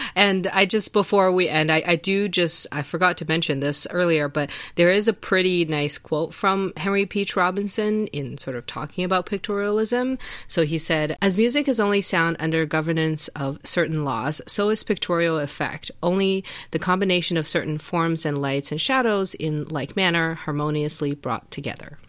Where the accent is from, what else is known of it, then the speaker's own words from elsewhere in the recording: China; moved away; we grew up in China